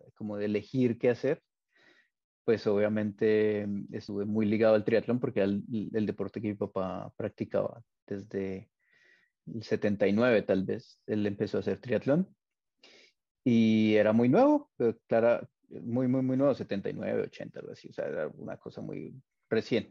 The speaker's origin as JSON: {"language": "Spanish", "region": "Bogotá", "country": "Colombia", "said": "yo soy de Bogotá"}